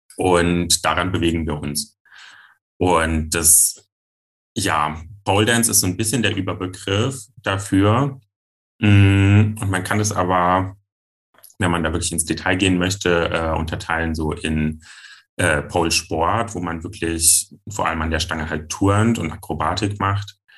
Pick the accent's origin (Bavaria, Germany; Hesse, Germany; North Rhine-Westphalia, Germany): Hesse, Germany; Giessen; ich bin fünfundzwanzig Jahre alt, ich komme aus Gießen und ich bin Poledancer